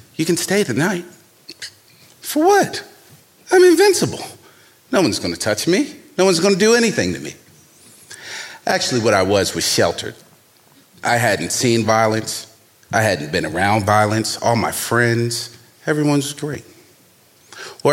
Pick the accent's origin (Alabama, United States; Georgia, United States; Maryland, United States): Maryland, United States; Baltimore; young black man growing up in Baltimore, 19 years old